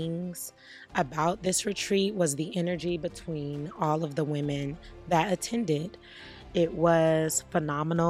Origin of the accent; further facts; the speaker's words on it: Los Angeles, California, United States; I am from Los Angeles, California